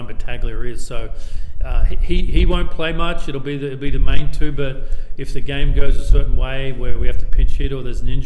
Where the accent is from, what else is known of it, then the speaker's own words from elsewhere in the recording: Brisbane, Queensland, Australia; I'm from Brisbane